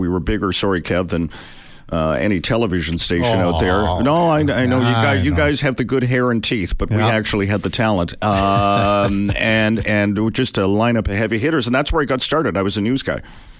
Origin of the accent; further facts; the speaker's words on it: Vancouver, British Columbia, Canada; And got my start in my hometown of Vancouver.